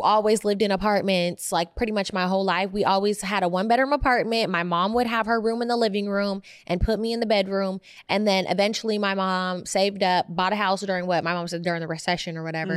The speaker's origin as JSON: {"language": "English", "town": "Oakland", "region": "California", "country": "United States", "tie": "born or raised there", "also_born_or_lived": "Berkeley"}